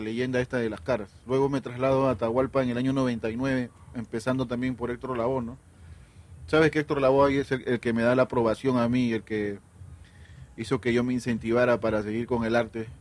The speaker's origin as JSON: {"language": "Spanish", "region": "Callao", "country": "Peru", "tie": "born or raised there", "said": "mi barrio natal, Puerto Nuevo"}